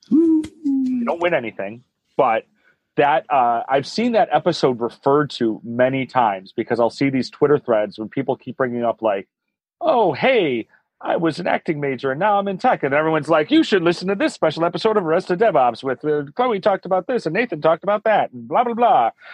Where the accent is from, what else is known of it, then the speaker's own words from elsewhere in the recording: Chicago, Illinois, United States; moved away as an adult; now in San Francisco, United States; as a lifetime Chicagoan and Midwestern person